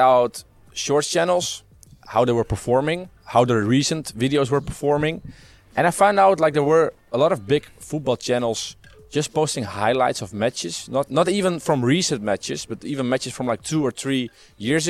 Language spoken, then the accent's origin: English; Netherlands; I'm from the Netherlands.